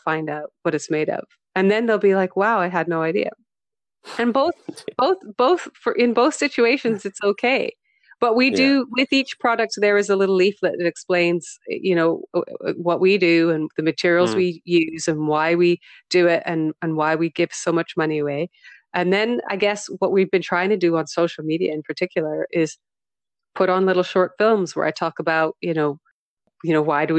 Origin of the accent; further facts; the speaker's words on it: Western Canada, Canada; moved away; I am Canadian, you know, I'm Western Canadian.